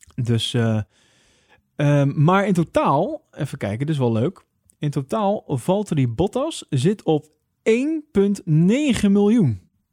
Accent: Netherlands; Wij als Nederlander

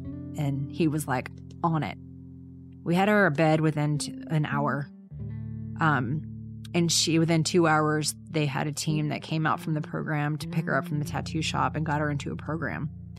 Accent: the South, United States; I know it's such a Southern term, but you know, I'm from the South, so.

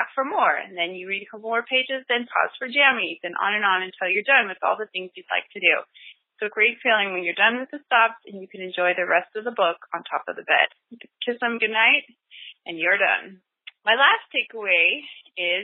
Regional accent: Northern California, United States; I'm from Northern California

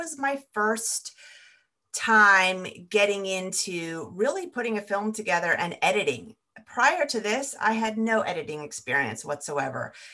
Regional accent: California, United States; moved away as an adult; I grew up in California and now I've ended up back in California

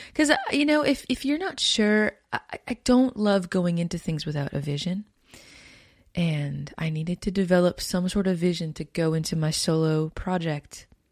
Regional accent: Winnipeg, Manitoba, Canada; I come from Canada. Born and raised in Winnipeg, Manitoba

